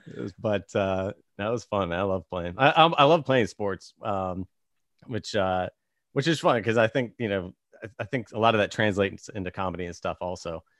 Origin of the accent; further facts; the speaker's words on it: Virginia, United States; now in Los Angeles, United States; I grew up in Virginia